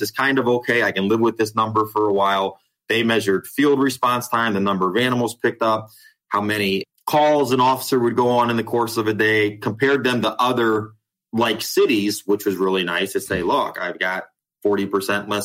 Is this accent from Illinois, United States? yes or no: no; Ohio, United States; moved away as an adult; also born or lived in Dallas, Texas; now in Carrollton, United States; I'm from Ohio